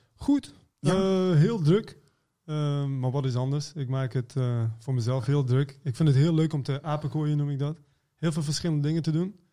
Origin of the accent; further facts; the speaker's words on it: Iran; also born or lived in Maastricht; now in Netherlands; ik kom uit Iran